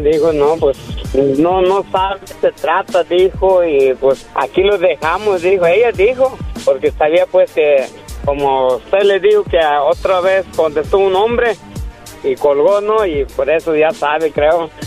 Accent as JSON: {"language": "Spanish", "region": "Michoacán", "country": "Mexico", "moved": "yes", "said": "yo soy michoacano"}